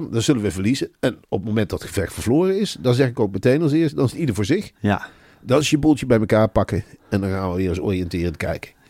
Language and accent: Dutch; Limburg, Netherlands; born there; Ik ben gewoon geboren in Limburg.